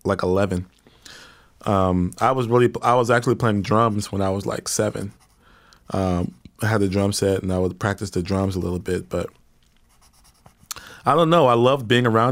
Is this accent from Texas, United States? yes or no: yes; Houston, Texas, United States; moved away as an adult; also born or lived in New York City; I'm from Houston.